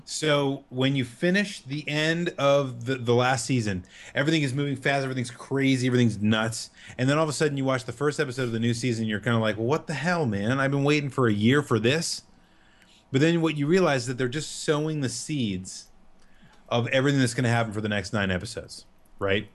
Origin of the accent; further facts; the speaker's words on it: United States; as an American